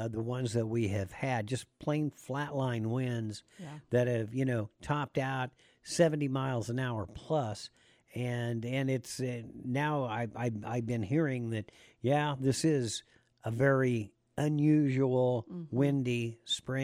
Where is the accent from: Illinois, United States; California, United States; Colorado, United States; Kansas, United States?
Kansas, United States; moved away; when I grew up in Kansas